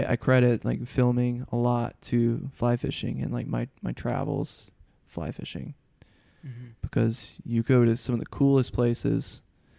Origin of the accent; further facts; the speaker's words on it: Huntsville, Alabama, United States; moved away as an adult; also born or lived in Middle Tennessee / Mississippi / Nashville, Tennessee; So I am from Huntsville, Alabama, which is extreme North Alabama. I mean, I'm like 20 or 30 minutes from the Tennessee line. I grew up fishing in both states.